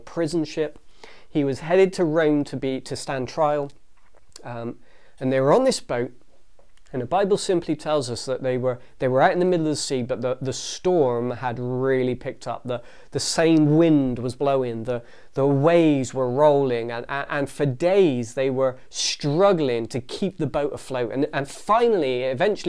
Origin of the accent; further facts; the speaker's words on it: England, United Kingdom; we're English